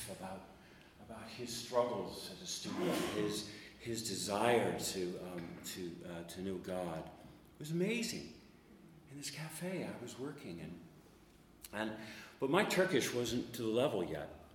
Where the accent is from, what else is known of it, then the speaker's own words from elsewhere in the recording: United States; Now I'm an American